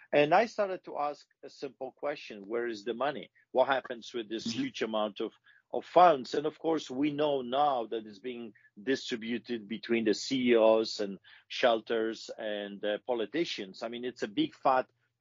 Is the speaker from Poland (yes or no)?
yes; Poland; English is a second language; moved away as an adult; now in Calgary, Canada; growing up in Poland